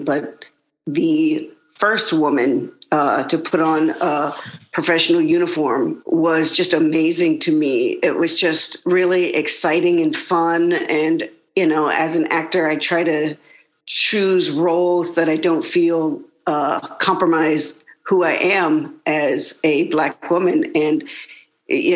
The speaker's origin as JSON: {"language": "English", "region": "the South", "country": "United States", "tie": "born or raised there", "said": "I grew up in the South and in the 80s and 90s"}